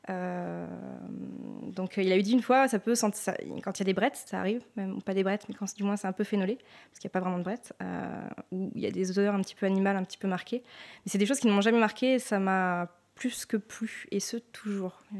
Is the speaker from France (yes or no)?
yes; Sancerre, Centre-Val de Loire, France; moi je suis née à Sancerre, donc j'ai grandi à Sancerre.